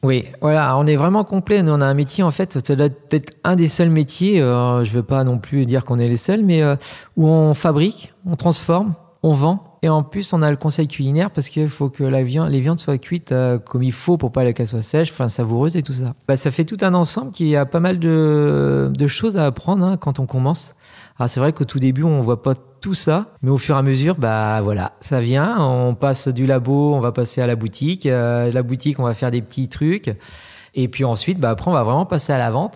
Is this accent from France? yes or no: yes; Pays de la Loire, France; je suis originaire du Sud-Loire